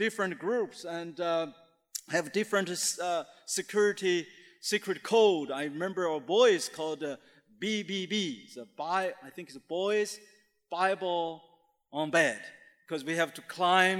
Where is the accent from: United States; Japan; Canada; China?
China; Shandong; moved away; he's from my hometown area, we're Shandongese